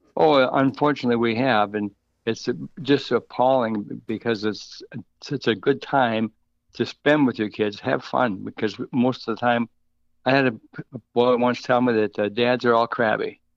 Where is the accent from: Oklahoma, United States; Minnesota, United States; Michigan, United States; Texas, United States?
Minnesota, United States; moved away; also born or lived in Wisconsin; I was born and raised in Minnesota and lived, uh, twenty-five years in Wisconsin